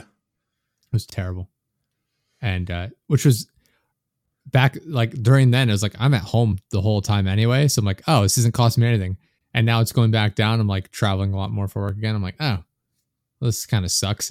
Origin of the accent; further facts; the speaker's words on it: United States; I'm American